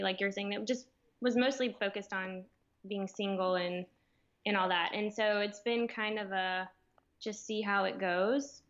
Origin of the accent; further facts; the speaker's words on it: Birmingham, Alabama, United States; moved away as an adult; also born or lived in Atlanta, Georgia; now in Gulf Shores, United States; I'm from Birmingham, Alabama